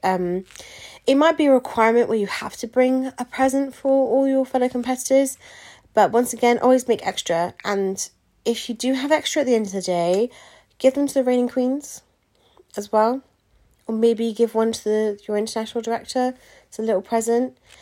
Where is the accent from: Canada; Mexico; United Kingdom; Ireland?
United Kingdom; England; I always say England, um, just 'cause I am from England.